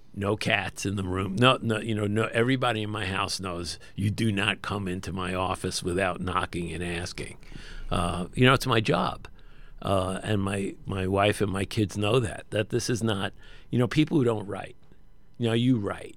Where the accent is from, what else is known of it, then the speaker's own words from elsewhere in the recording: New York City, New York, United States; I'm actually from an area of Brooklyn that borders Coney Island, Brighton Beach, Cheapside Bay, and Graves End